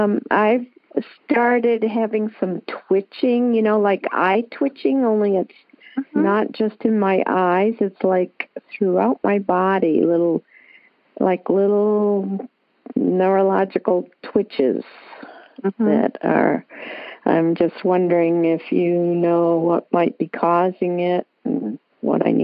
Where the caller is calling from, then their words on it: Palmer, Alaska, United States; I'm calling from Palmer, Alaska.